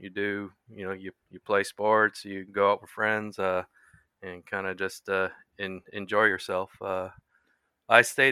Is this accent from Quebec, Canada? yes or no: no; Vancouver, British Columbia, Canada; moved away as an adult; I was born and raised in Vancouver, British Columbia, west coast of Canada